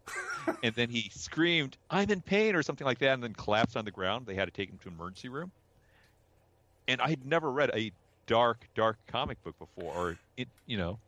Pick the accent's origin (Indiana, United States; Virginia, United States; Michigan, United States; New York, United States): Indiana, United States; South Bend; also born or lived in Chicago, Illinois; I grew up in the '70s and '80s inside of South Bend. I was I was born in Chicago